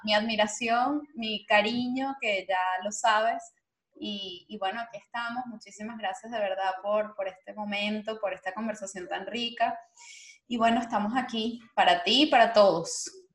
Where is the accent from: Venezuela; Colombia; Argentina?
Venezuela; moved away; nuestro país, a nuestra, bueno, Venezuela